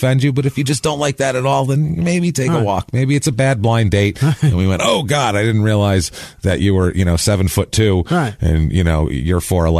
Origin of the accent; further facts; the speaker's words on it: New York, United States; Especially I'm from New York and it's been a lifelong thing for me.